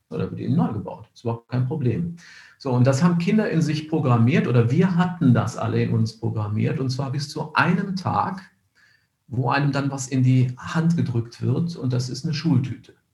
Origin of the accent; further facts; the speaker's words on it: Cologne, North Rhine-Westphalia, Germany; born there; ich bin in Köln geboren, wenn man sich Bilder anschaut von Köln, wie das nach dem Krieg aussah